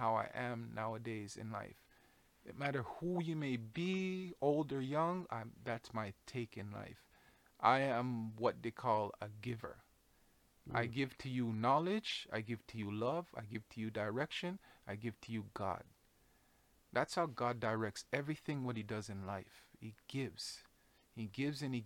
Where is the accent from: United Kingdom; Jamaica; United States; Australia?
Jamaica; moved away; I come from Jamaica. I come from a background of very strong women, very strong men, very outspoken people